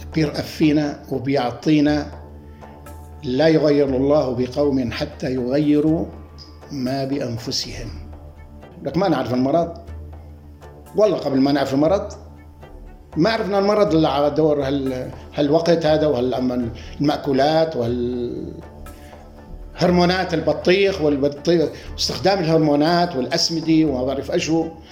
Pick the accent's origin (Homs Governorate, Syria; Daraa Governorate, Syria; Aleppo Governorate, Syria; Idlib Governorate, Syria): Idlib Governorate, Syria; Afis; born or raised there